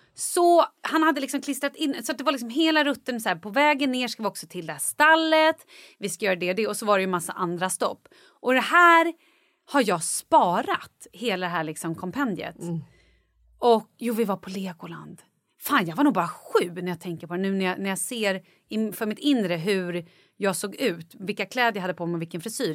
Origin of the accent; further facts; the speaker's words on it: Vallentuna, Stockholm County, Sweden; jag kommer ihåg när jag var liten och bara sprang typ nere i Vallentuna där jag är ifrån.